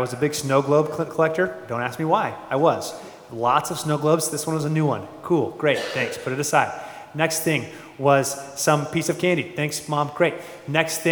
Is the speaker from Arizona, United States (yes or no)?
yes; Phoenix, Arizona, United States; Born and raised in Phoenix, Arizona